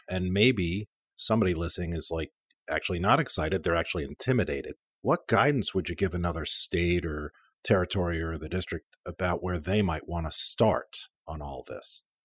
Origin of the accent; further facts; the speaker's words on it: New York, United States; I grew up in New York